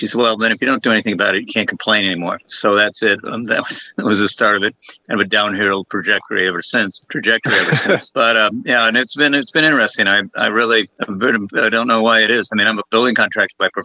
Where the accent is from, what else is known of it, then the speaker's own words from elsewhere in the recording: Boston, Massachusetts, United States; now in Monterey, United States; I'm from Boston, Mass